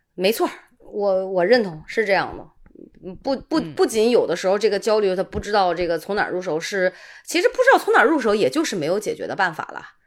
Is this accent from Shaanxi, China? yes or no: no; Qingdao, Shandong, China; accent: Qingdao dialect; 我们青岛话叫奶糊